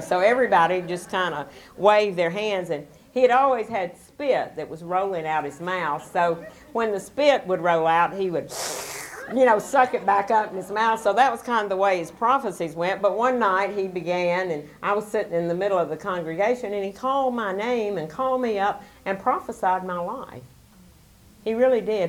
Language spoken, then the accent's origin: English; Alabama, United States; I was born in Alabama